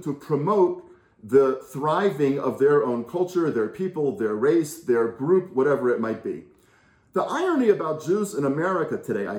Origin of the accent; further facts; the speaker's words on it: United States; now in Israel; as an American Jew who now lives in Israel